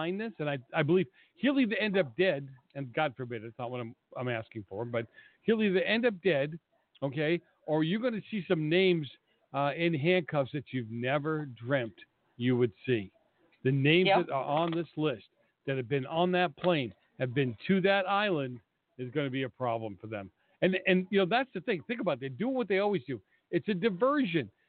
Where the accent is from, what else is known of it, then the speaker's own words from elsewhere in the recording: Boston, Massachusetts, United States; growing up in Boston the way I did